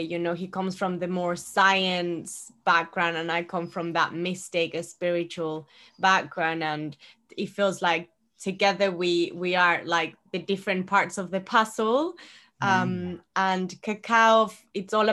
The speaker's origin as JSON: {"language": "English", "country": "Ecuador", "tie": "born or raised there", "moved": "yes", "said": "Growing up in Ecuador, I was always drinking cacao."}